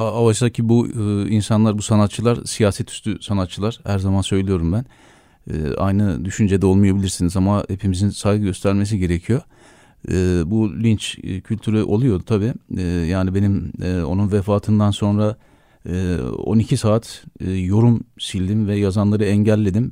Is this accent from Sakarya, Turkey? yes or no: no; Erzurum, Turkey; benim çocukluğum Erzurum'da geçti. Ee, Erzurumluyum